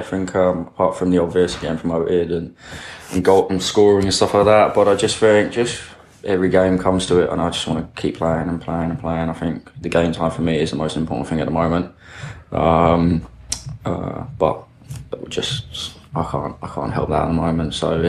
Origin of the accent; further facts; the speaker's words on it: Charlton, London, United Kingdom; As growing up in Charlton as well, like you know about Luton, so it's like, you can't dismiss it, really.